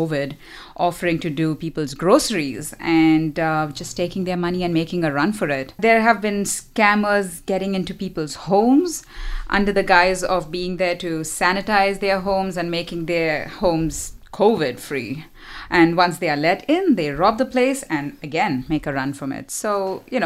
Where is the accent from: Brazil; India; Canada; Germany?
India; moved away; I come from India, which is also facing hardships